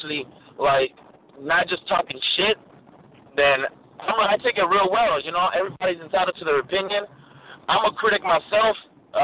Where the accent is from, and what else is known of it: Los Angeles, California, United States; born or raised there